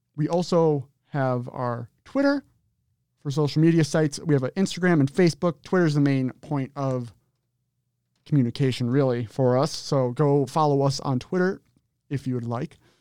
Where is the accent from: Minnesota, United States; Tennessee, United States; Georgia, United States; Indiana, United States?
Minnesota, United States; From Minnesota